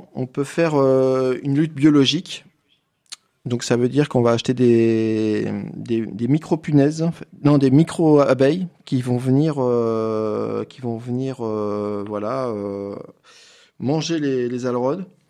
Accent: Ardèche, Auvergne-Rhône-Alpes, France; chez nous en Ardèche.

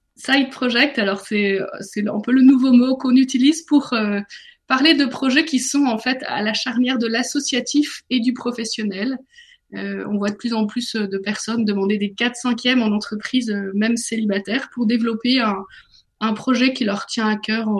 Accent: northern France, France; now in Paris, France; J'ai grandi dans le nord de la France, mais je suis parisienne maintenant.

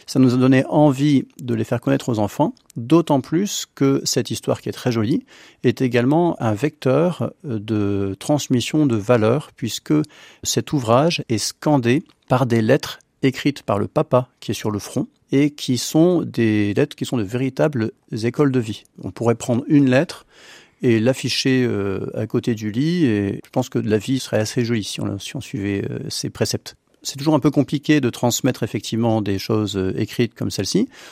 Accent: the Nord, between Lille and Dunkirk, Hauts-de-France, France; now in Beaujolais, France; je suis du, du Nord, entre Lille et Dunkerque

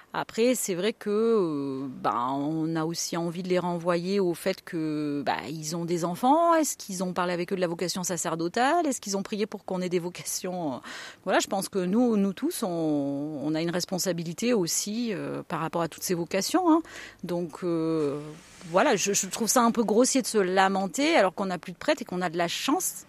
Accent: Auvergne-Rhône-Alpes, France; now in Ardèche, France; Je suis auvergnate

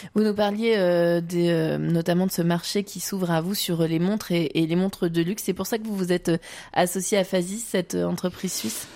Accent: Vendée, Pays de la Loire, France; chez nous en Vendée

